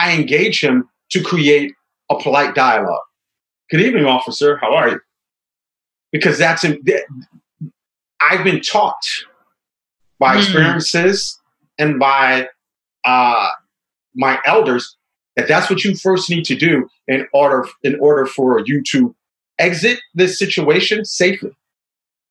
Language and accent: English; New York City, New York, United States; I grew up in the South Bronx during the crack epidemic